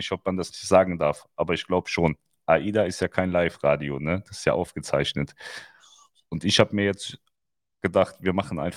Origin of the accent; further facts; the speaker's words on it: Styria, Austria; Ich bin aus der Steiermark. Wenn es näher wäre, gern.